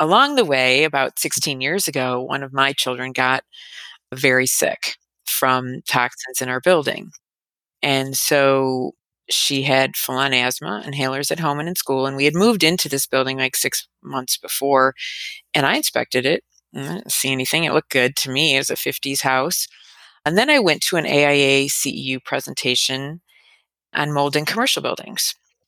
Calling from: Chicago, Illinois, United States; I'm calling in from the Chicago area.

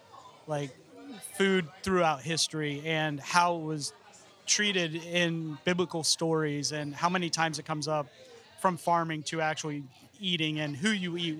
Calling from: Florida, United States; I mean, I'm speaking from Central Florida, so

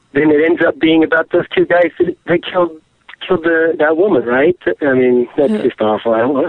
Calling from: Salt Lake City, Utah, United States; Salt Lake City, Utah.

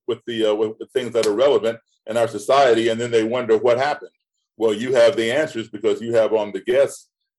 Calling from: Bratislava, Bratislava Region, Slovakia; I'm tuning in from Bratislava, Slovakia.

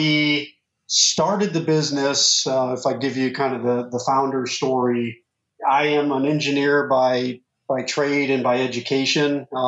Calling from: Cincinnati, Ohio, United States; I am in Cincinnati, Ohio.

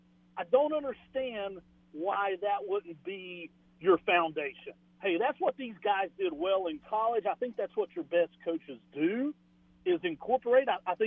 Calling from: North Carolina, United States; Hey, guys. … in North Carolina.

